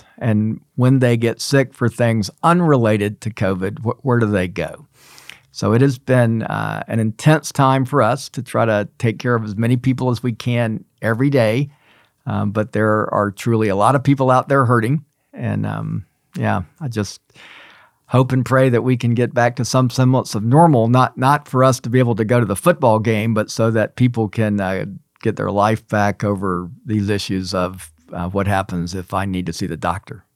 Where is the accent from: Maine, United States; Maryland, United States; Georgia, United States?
Georgia, United States; Atlanta; moved away as an adult; now in Memphis, United States; I grew up in Atlanta.